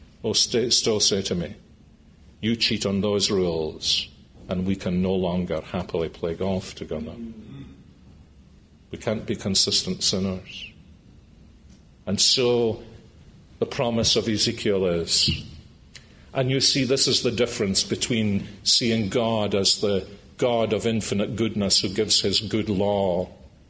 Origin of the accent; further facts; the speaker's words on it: Scotland, United Kingdom; I was brought up in Scotland, the early 1950s, in a house where the Ten Commandments were sacrosanct